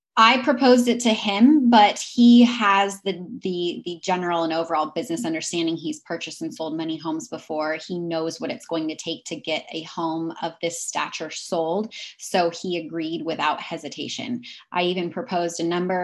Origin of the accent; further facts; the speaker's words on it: Pacific Northwest, United States; I am originally from the Pacific Northwest